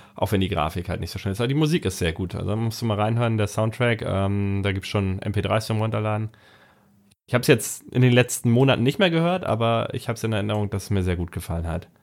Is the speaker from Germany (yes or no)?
yes; Hamburg, Germany; bei uns in Hamburg